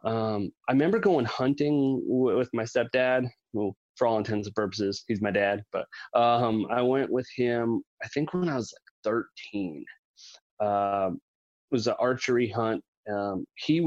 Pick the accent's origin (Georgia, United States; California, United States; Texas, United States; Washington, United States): Washington, United States; Quilcene; also born or lived in Seattle, Washington; So I was born in Seattle. I've lived up here in the Pacific Northwest all my life, and we moved to a super tiny town called Quilcene, Washington